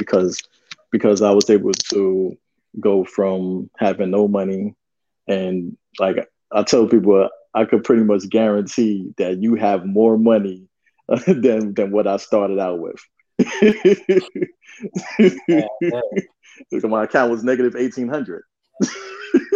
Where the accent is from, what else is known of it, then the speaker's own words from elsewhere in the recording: New York, United States; we're both from New York